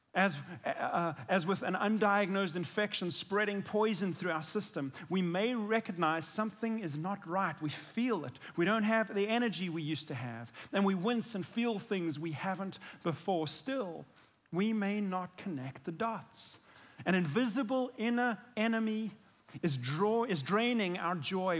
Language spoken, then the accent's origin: English; South Africa; I'm South African